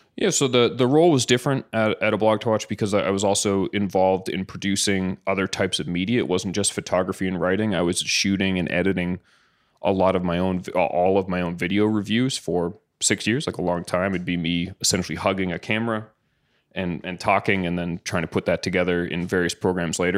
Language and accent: English; Caledonia, Ontario, Canada; I grew up in a little town called Caledonia